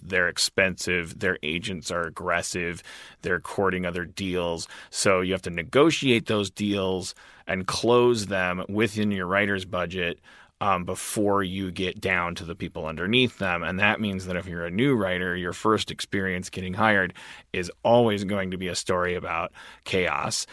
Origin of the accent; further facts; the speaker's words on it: Wisconsin, United States; I'm a white from Wisconsin